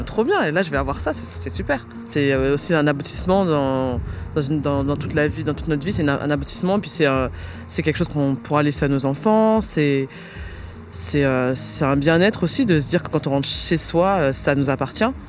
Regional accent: Paris, Île-de-France, France; j'ai grandi à Paris

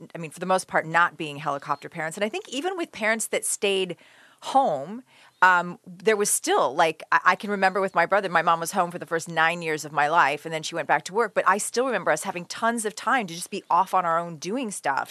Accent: Lockport, United States; I grew up on Lockport Road in a little town called Lockport

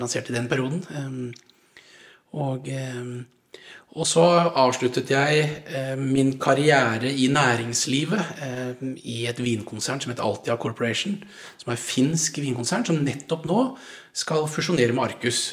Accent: Langesund, Vestfold og Telemark, Norway; moved away; also born or lived in Haugesund; jeg kom fra Langesund

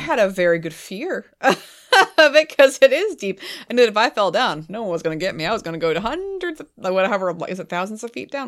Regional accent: New England, United States; I'm from New England

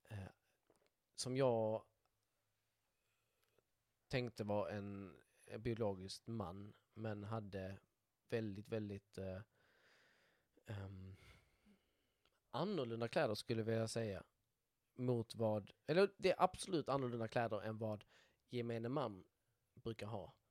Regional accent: Skåne, Sweden; accent: Scanian; en dialekt som skåning. Det, det, det, jag tänker det, det hörs väl rätt tydligt.

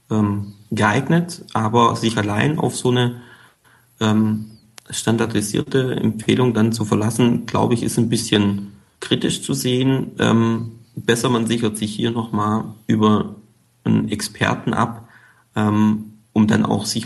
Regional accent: Baden-Württemberg, Germany; born there; accent: Swabian; Eigentlich bin ich gebürtiger Schwabe, kommt immer mal wieder durch, stimmlich.

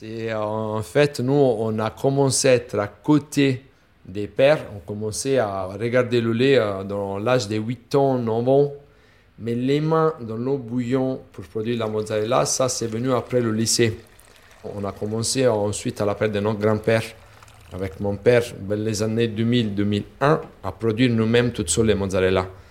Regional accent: Naples, Campania, Italy; French is a second language; moved away; chez nous, à Napoli, on a la richesse de la bufflone

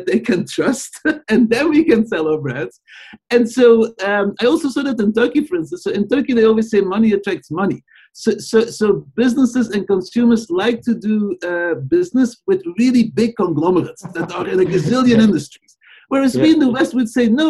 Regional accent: Belgium; moved away; growing up in Belgium

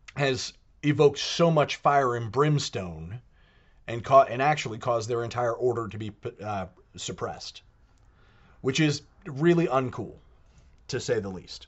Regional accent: United States; Being American

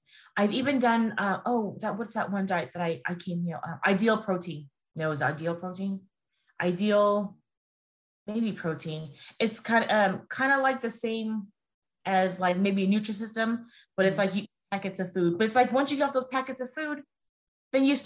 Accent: California, United States; now in Las Vegas, United States; I'm from California and I now live in Las Vegas

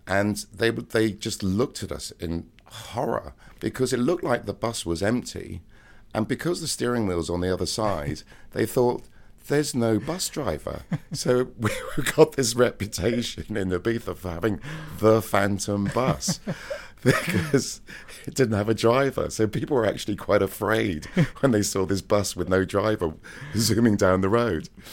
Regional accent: Cheltenham, South West England, United Kingdom; moved away; my hometown, Cheltenham, in Gloucestershire

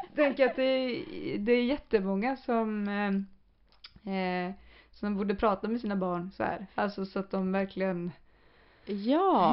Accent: Sweden; vi som svenskar

